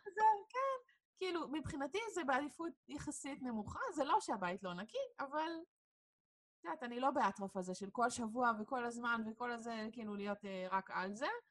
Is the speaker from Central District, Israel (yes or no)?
yes; Hod HaSharon, Central District, Israel; moved away as an adult; now in Petah Tikva, Israel; אני כאילו במקור מאוד השרון, וכפר סבא זה היה תמיד העיר שיצאנו לבלות בתור אה, בני נוער